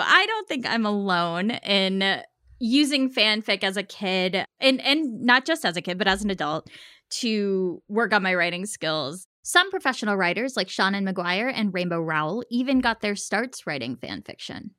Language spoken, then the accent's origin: English; United States; I'm Indian American, my parents are immigrants